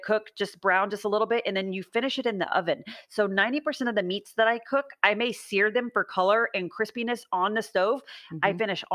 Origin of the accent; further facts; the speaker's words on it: Austin, Texas, United States; moved away as an adult; also born or lived in Los Angeles; I'm from Austin originally, and I loved being in Austin